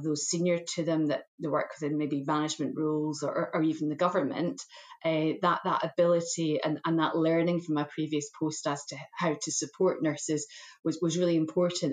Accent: Scotland, United Kingdom; moved away as an adult; also born or lived in England; I've been working in England for many years, but I am Scottish trained, educated, and have worked in Scotland for many years too, and was very keen to return.

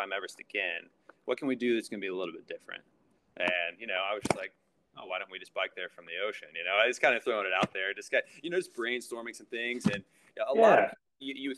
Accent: Knoxville, Tennessee, United States; moved away; also born or lived in Florida; I grew up in Tennessee, kind of right on in Knoxville, right on the Great Smoky Mountains

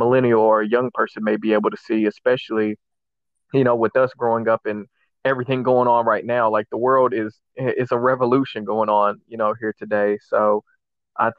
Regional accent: Paducah, Kentucky, United States; my hometown of Paducah, Kentucky.

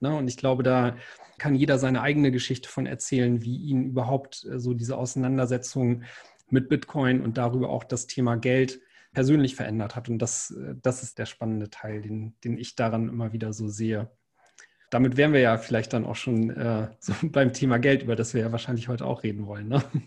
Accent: the North, Northern Germany, Germany; ich komme ja aus dem Norden

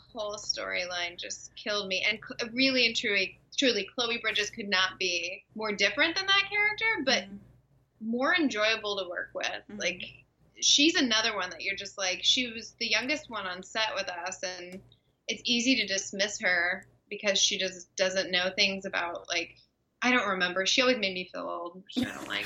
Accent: Dallas/Fort Worth, Texas, United States; moved away; I grew up in Texas.

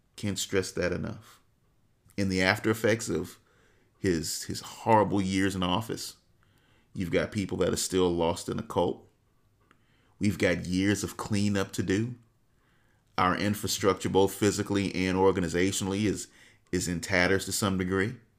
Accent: United States; as a black man, as an American

